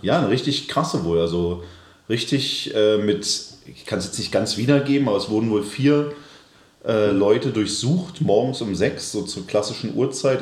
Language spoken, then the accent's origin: German; Berlin, Germany; als Berliner